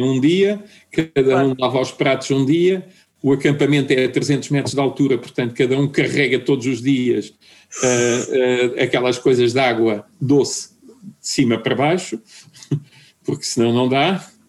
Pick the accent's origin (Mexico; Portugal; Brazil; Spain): Portugal; moved away as an adult; also born or lived in Germany / Madeira; eu era de Portugal